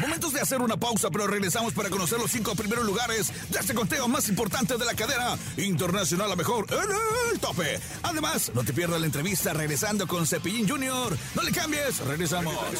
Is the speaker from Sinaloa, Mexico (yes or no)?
no; Tampico, Tamaulipas, Mexico; soy de Tampico.